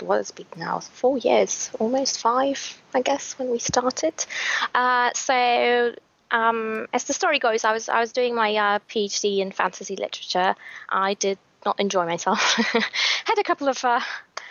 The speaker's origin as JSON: {"language": "English", "country": "Poland", "second_language": "English"}